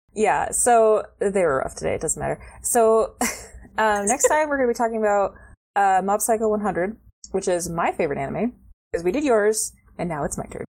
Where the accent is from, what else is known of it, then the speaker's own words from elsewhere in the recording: United States; I'm American